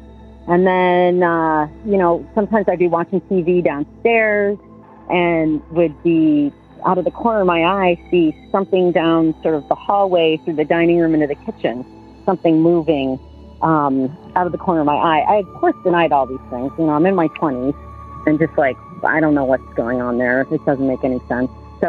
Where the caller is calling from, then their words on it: Burlington, Vermont, United States; also born or lived in Boulder, Colorado; I'm calling from Burlington, Vermont.